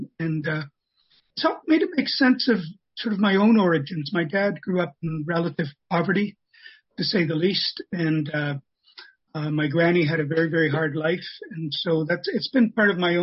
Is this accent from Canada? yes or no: yes; Toronto, Ontario, Canada; now in North Bay, Canada; So I grew up in Toronto, actually, and I'm three quarters Irish